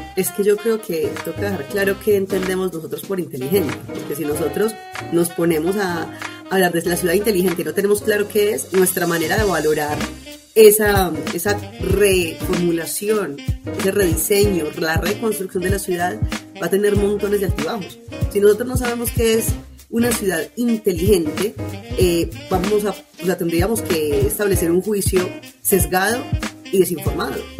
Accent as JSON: {"language": "Spanish", "town": "Medellín", "region": "Antioquia", "country": "Colombia", "tie": "born or raised there", "said": "mi ciudad natal, parecía Medellín"}